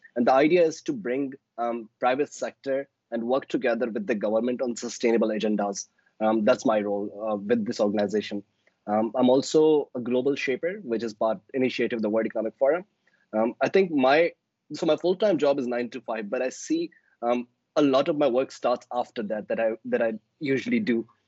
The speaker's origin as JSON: {"language": "English", "region": "Balochistan", "country": "Pakistan", "said": "I am from Balochistan, which is the southwestern province of Pakistan."}